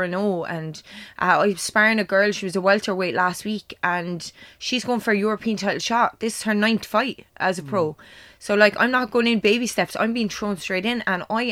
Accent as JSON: {"language": "English", "town": "Clonmel", "region": "Munster", "country": "Ireland", "tie": "born or raised there", "said": "Clamel, especially because it is my hometown"}